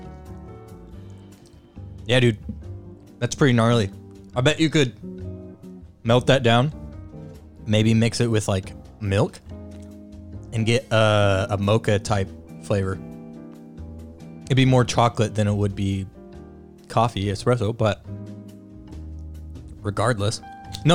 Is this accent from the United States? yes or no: yes; United States; I'm from America